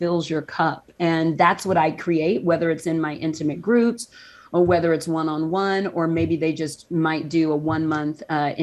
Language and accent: English; the South, United States; I grew up in the South